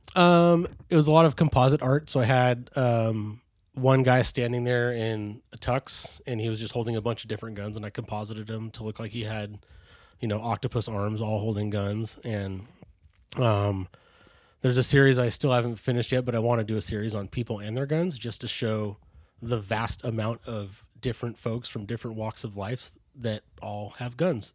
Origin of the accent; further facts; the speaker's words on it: Bay Area, California, United States; born and raised in the Bay Area, California